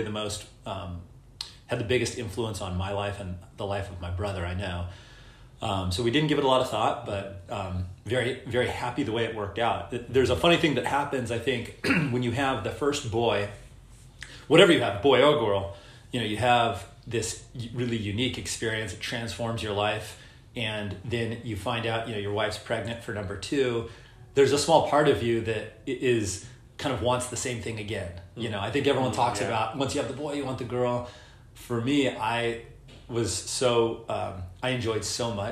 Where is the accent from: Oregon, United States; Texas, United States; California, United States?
California, United States; Orange County; I grew up here in Orange County, where we are today